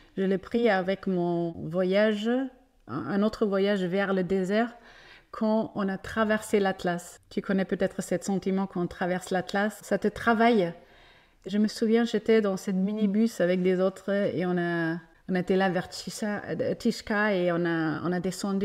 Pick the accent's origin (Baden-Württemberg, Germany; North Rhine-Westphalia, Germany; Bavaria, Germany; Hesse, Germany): Bavaria, Germany; Franconia, northern; French is a second language; moved away as an adult; also born or lived in Zurich, Switzerland; now in Essaouira, Morocco; je, suis allemande mhm. et je viens de la Bavière, le nord de la Bavière, une zone qui s'appelle la Franconie. Et là, j'ai grandi là-bas